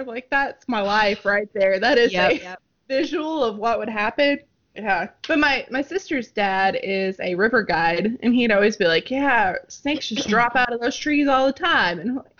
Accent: the Ozarks, United States; growing up in the Ozarks, everywhere you go, there's a snake.

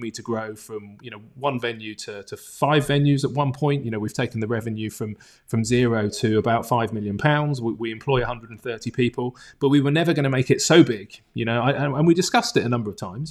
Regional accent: Bournemouth, South West England, United Kingdom; also born or lived in London; I'm from a tourism town, Bournemouth, on the south coast of England

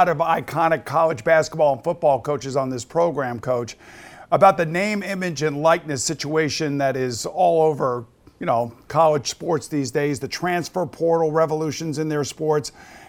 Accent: Long Island, New York, United States; I am from Long Island.

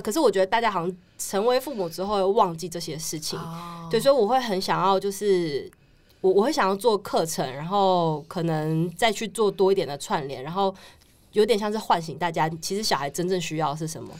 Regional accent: Taichung, Taiwan; moved away; 我是嗯。台中人

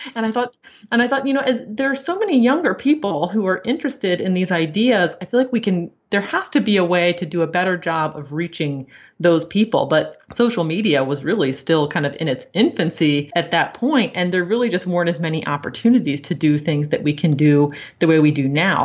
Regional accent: Maryland, United States; I grew up in Maryland, and that, that's what you do when you grow up in Maryland

